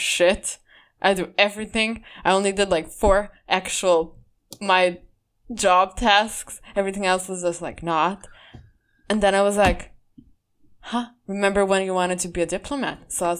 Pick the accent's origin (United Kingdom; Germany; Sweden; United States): Sweden; I came from Sweden where no one fucking did any of what I believe I deserve, you know, buying me stuff or opening doors for me stuff.